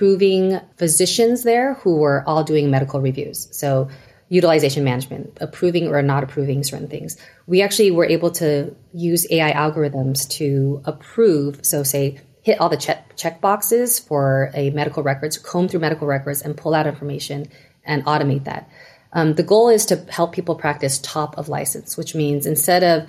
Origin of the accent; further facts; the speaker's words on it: Taiwan; now in United States; I'm Taiwanese, and so I came from Taiwan, and we had very easy access to any kind of care throughout the country.